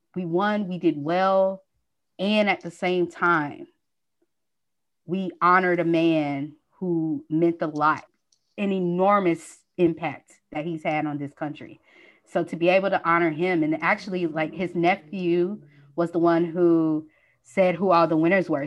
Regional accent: Nashville, Tennessee, United States; also born or lived in Atlanta, Georgia; now in Los Angeles, United States; I'm from Nashville, Tennessee.

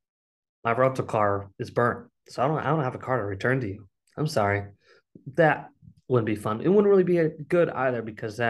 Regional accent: Massachusetts, United States; moved away; I'm originally from Massachusetts

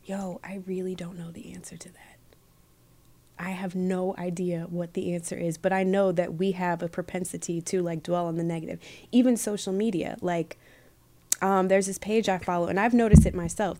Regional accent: Michigan, United States; moved away as an adult; also born or lived in Los Angeles; growing up in Michigan was cool

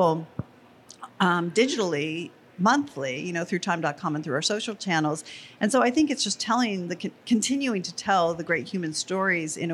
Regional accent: Los Alamos, New Mexico, United States; I grew up in Los Alamos, New Mexico

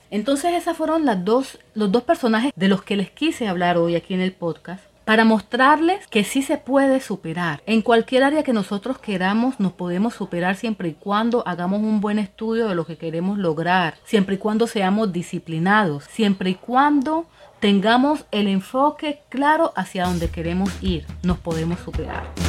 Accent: Colombia; now in Dominican Republic; Yo soy colombiana

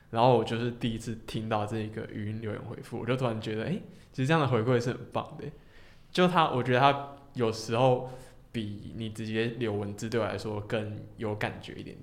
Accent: Hong Kong; 因为我是香港人

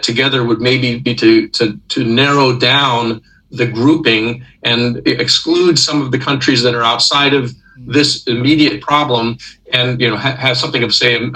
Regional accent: United States; as an American

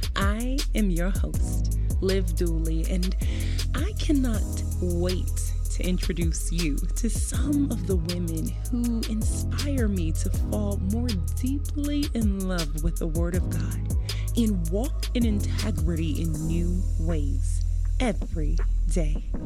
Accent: Southern Illinois, United States; moved away as an adult; now in Las Vegas, United States; I am from Southern Illinois.

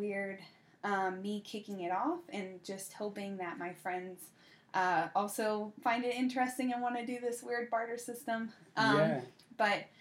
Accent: the South, United States; I'm from the South

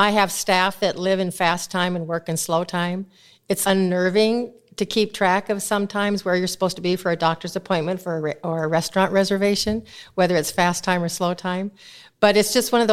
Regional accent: Rapid City, South Dakota, United States; moved away as an adult; now in Indiana, United States; I grew up in Rapid City, South Dakota, which is at the base of the mountain

